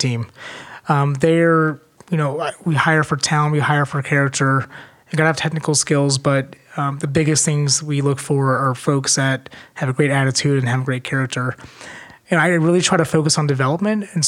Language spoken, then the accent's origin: English; Northeast Ohio, United States; I grew up in Northeast Ohio